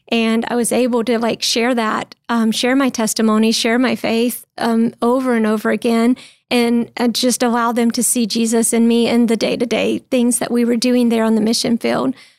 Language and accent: English; North Carolina, United States; born or raised there; moved away as an adult; also born or lived in Czech Republic